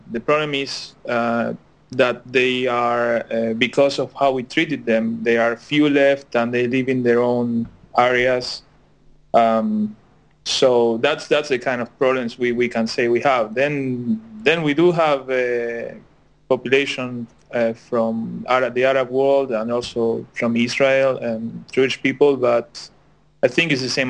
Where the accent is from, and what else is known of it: Argentina; also born or lived in Netherlands